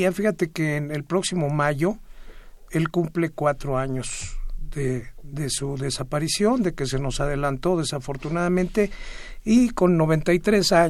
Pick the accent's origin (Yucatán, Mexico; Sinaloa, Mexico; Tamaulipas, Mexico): Yucatán, Mexico; Mérida; Y adoro Mérida, eh, yo creo que pronto ya andaré por ahí. Tengo muchas ganas de regresarme a mi tierra.